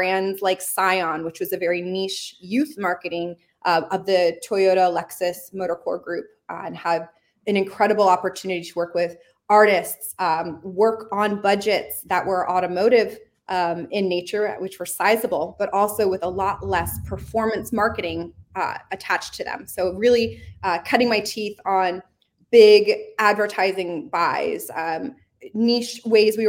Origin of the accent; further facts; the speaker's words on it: Florida, United States; moved away as an adult; also born or lived in Northeast United States; born and raised in the bottom corner of the States, which is in Florida